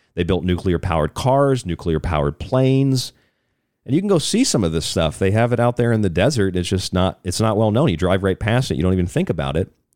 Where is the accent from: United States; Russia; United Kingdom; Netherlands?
United States; Tampa, Florida; I'm from Tampa, Florida